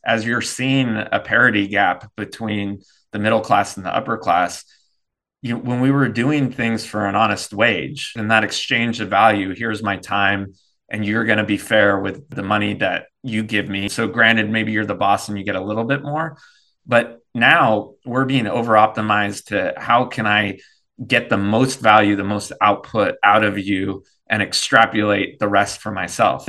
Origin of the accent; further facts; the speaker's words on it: Davis, California, United States; moved away as an adult; now in North Carolina, United States; we grew up in Davis